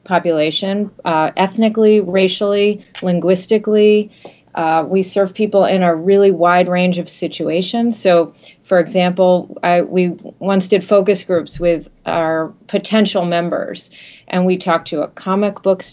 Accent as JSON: {"language": "English", "region": "Massachusetts", "country": "United States", "tie": "born or raised there", "said": "I'm born and bred in Massachusetts"}